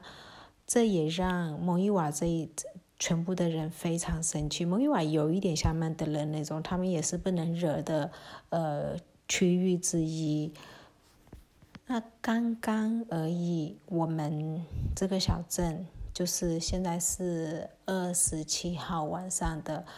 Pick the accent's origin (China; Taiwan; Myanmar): Myanmar; Chinese is a second language; 就是缅甸，我们缅甸人很喜欢吃酸酸的，像连芒果，我们都是青芒果加辣椒酸的这种拌的。